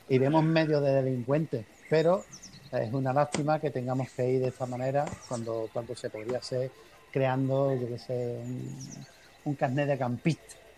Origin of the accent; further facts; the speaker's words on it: Andalusia, Spain; soy andaluz